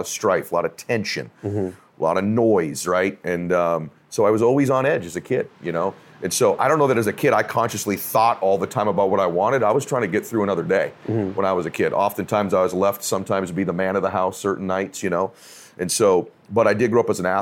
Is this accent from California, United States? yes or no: yes; Diamond Bar, California, United States; also born or lived in Boston, Massachusetts; I'm from Diamond Bar, California. That's where I grew up. I was born in Boston, but I'm from Diamond Bar, California